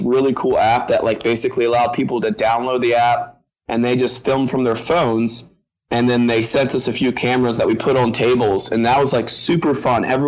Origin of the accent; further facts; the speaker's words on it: Virginia, United States; I'm from Virginia.